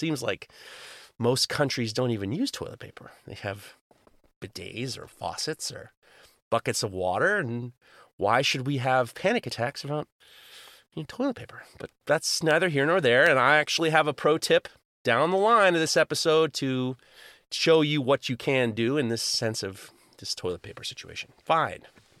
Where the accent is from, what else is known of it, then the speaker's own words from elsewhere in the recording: New York City, New York, United States; I grew up in New York City, and I love taking the subway, but I hated grabbing on all the handles.